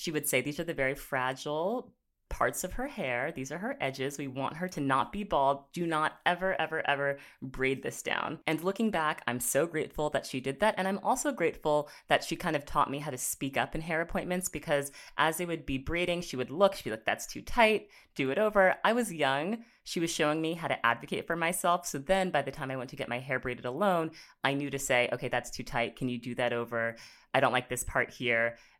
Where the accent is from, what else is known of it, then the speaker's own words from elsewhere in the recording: United States; they were always very impressed that me as an American coming in could speak French